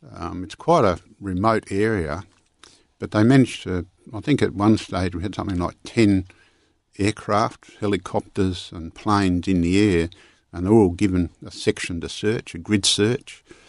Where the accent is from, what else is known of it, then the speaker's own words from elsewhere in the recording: Parkerville, Western Australia, Australia; the way I grew up in Parkaville